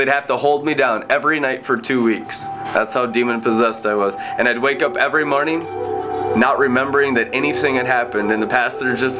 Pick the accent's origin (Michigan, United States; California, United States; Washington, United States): Washington, United States; Friday Harbor; I was born in Friday Harbor, San Juan Island, in the Puget Sound of Washington State.